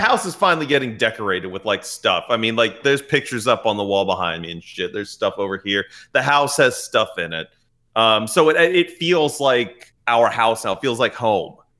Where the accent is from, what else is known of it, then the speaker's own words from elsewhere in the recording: United States; we're American